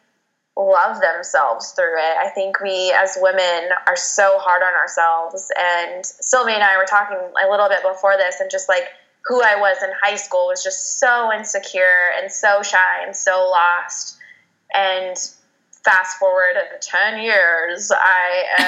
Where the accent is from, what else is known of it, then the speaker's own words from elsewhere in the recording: Phoenix, Arizona, United States; I am from Phoenix, Arizona. I am a native here